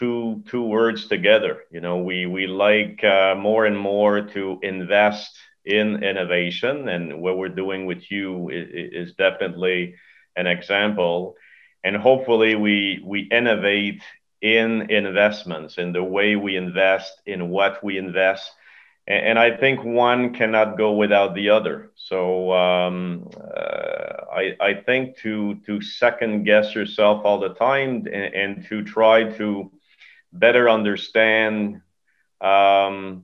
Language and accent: English; Canada; also born or lived in Montreal; I am Canadian, right? So hockey is it's a religion here